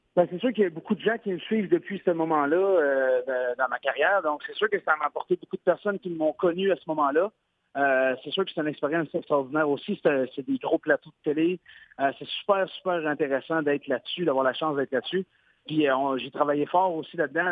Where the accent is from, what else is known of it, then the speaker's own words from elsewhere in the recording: Quebec, Canada; je suis québécois.